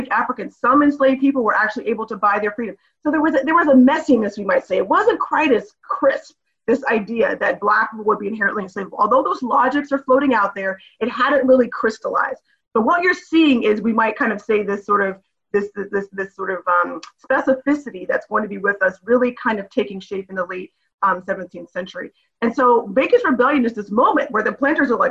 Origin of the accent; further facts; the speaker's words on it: Northern Virginia, United States; I'm a Virginian, I went to William & Mary for undergrad, I grew up in Nova